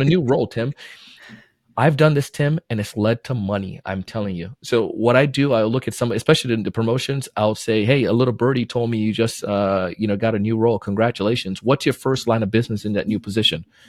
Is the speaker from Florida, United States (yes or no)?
yes; Florida, United States; also born or lived in Jamaica; I was born in Jamaica, moved to Florida when I was nine